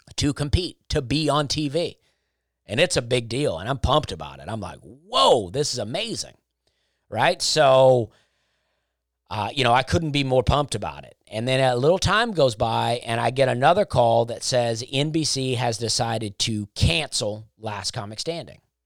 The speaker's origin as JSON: {"language": "English", "country": "United States", "said": "I am an American"}